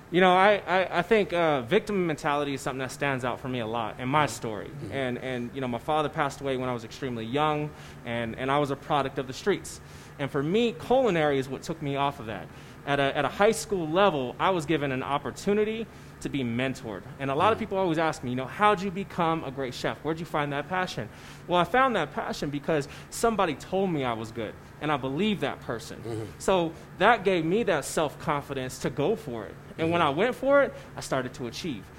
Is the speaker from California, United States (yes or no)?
yes; San Francisco, California, United States; now in Colorado Springs, United States; I grew up in San Francisco